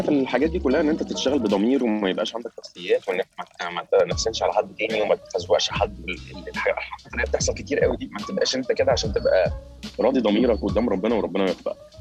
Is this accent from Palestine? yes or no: no; Egypt; also born or lived in Qatar